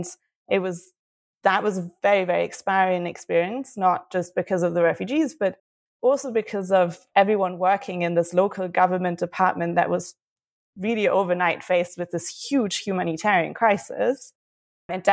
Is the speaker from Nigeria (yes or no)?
no; Berlin, Germany; moved away as an adult; also born or lived in United Kingdom; I'm from Germany, I'm from Berlin, and I was living in the UK at the time